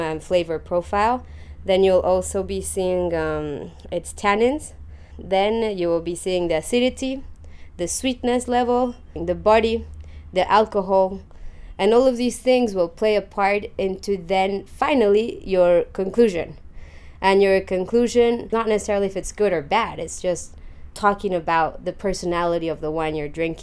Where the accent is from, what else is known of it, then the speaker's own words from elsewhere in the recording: Mexico; moved away as an adult; also born or lived in London, United Kingdom; now in Chile; I was born in London, but went to Mexico when I was 9 months old. I grew up there, so I was there all my life.